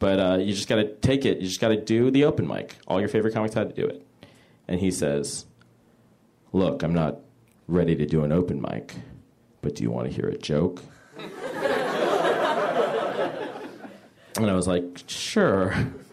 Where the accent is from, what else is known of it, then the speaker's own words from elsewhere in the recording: San Francisco, California, United States; I am from the Bay Area, where we don't really have an entertainment industry